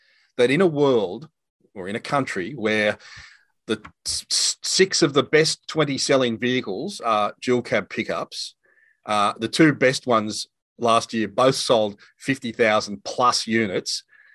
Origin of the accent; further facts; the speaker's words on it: Cessnock, New South Wales, Australia; from my hometown, a Cessnock boy.